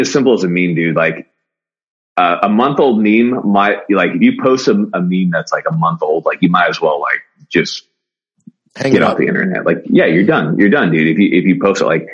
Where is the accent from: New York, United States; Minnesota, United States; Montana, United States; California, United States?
California, United States; Newbury Park; I grew up, surfing actually, cause I lived right on the coast. In a little town called Newbury Park, California, right near Camarillo